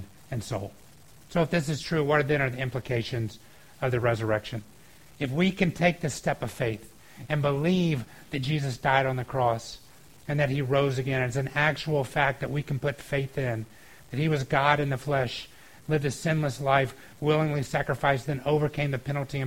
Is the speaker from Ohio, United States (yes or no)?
no; Georgia, United States; moved away; I grew up in Georgia, and we had this water park there called Whitewater